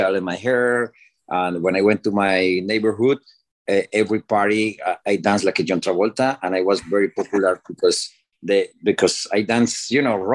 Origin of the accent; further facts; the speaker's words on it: Cali, Valle del Cauca, Colombia; English is a second language; moved away as an adult; also born or lived in Miami; now in United States; my city, Cali, Colombia. I'm from Colombia